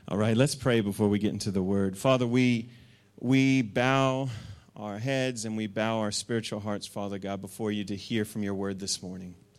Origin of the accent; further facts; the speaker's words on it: Masterton, Wellington, New Zealand; I grew up in the Wairarapa, and we were in Masterton